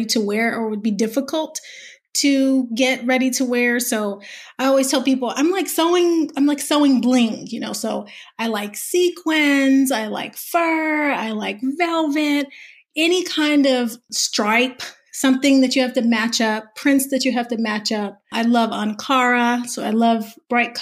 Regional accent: the South, United States; I'm a Southerner

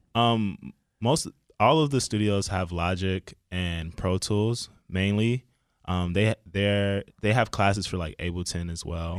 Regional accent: Chicago, Illinois, United States; moved away as an adult; now in Boston, United States; I'm originally from Chicago.

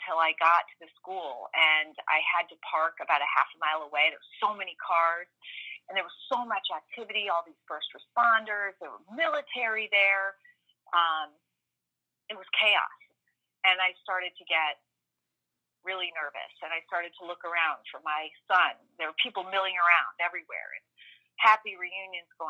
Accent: Darien, Connecticut, United States; also born or lived in Fayetteville, Arkansas / Illinois / Boston; now in Sandy Hook, United States; I grew up in Darien, Connecticut, middle and high school

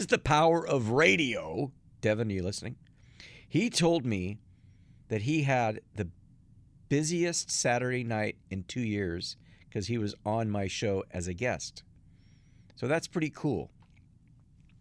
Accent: Athens, Attica, Greece; now in Los Angeles, United States; I was born in Athens, Greece in the late 60s

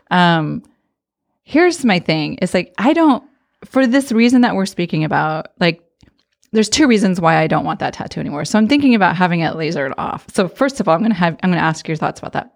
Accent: Arizona, United States; moved away; I grew up in Arizona, so we had pools in every

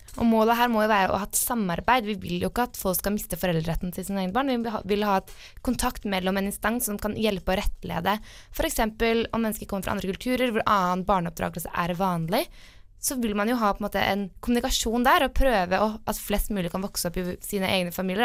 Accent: Asker, Akershus, Norway; Jeg kommer eh, fra Asker, litt utenfor Oslo.

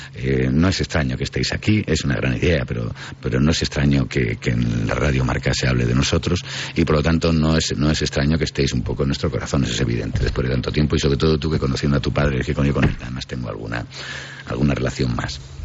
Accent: Riaño, Castile and León, Spain; Yo que nací en Riaño

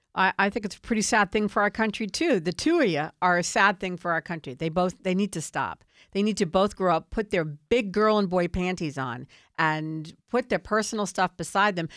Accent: Washington, District of Columbia, United States; I grew up in Washington, D C. I've seen it my whole life.

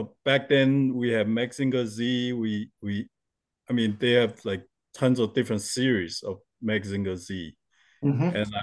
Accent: Taiwan; I was born in Taiwan, and since we're very close to Japan

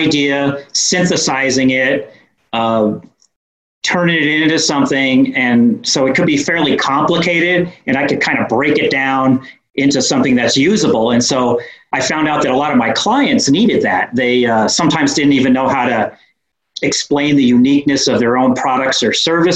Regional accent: New York, United States; accent: New York; moved away as an adult; now in Fort Collins, United States; I grew up in New York

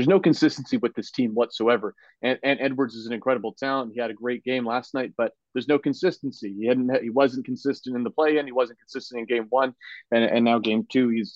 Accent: Canada; as a Canadian

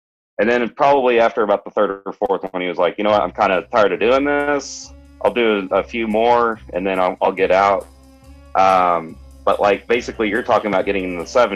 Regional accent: Scotland, United Kingdom; I'm Scottish.

